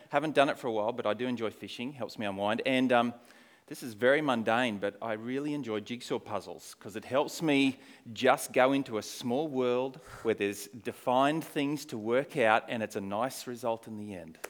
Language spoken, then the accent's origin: English; Australia; moved away as an adult; also born or lived in Poland; now in New Zealand; I am an Aussie. Uh, but I haven't lived in Australia, if this counts for anything, for many years